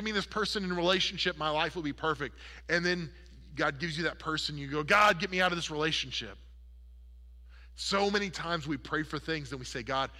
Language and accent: English; Oklahoma, United States; I grew up in Oklahoma, where the wind comes sweeping down the plain